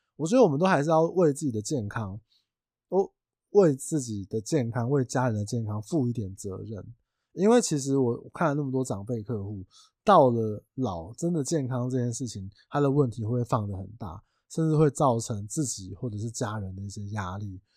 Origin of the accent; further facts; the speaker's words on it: Tainan, Taiwan; 因为我是台南人